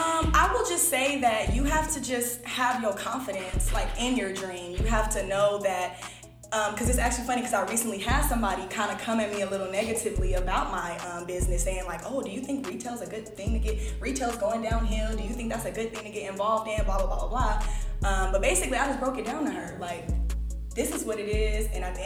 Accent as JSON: {"language": "English", "town": "Los Angeles", "region": "California", "country": "United States", "tie": "born or raised there", "said": "Los Angeles, California. Born and raised? Born and raised. Cali girl, L.A."}